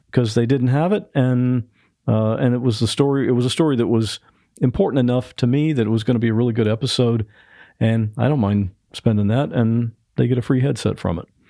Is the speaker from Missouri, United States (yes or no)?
no; Ohio, United States; now in Florida, United States; I grew up in Ohio